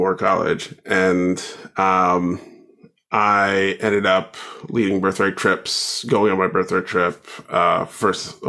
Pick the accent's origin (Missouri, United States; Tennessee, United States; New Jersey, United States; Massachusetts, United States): New Jersey, United States; also born or lived in Philadelphia, Pennsylvania; I was born in Philly, but I grew up in New Jersey.